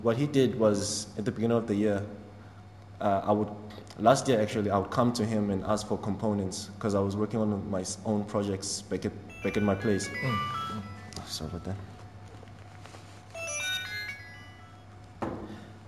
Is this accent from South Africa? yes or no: yes; Middelburg, Mpumalanga, South Africa; moved away; I grew up in Middelburg.